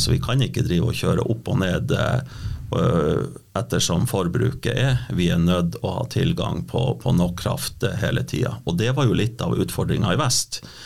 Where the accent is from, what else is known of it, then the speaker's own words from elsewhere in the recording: Sør-Varanger, Finnmark, Norway; now in Vestre Jakobselv, Norway; Født og oppvokst i Sør-Varanger, bor nå i Vestre Jakobselv, ei en fin lita bygd i Vadsø kommune.